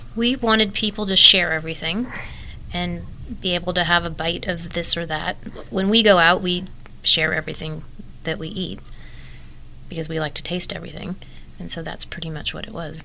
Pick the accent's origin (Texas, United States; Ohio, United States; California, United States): California, United States; San Francisco; also born or lived in Marin / St. Helena; now in Napa, United States; I grew up in San Francisco and then went to high school in Marin